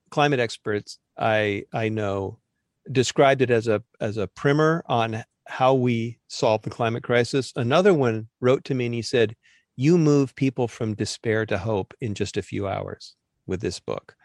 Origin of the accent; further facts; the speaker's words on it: Southern California, United States; I grew up in Southern California choking on smog alert air